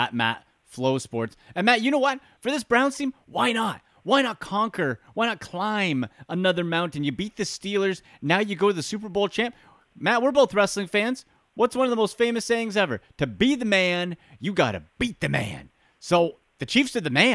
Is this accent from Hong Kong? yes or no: no; Canada; as a Canadian